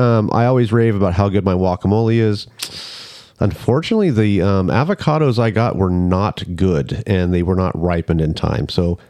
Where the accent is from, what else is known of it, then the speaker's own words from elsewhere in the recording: Southern California, United States; moved away; I'm from Southern California.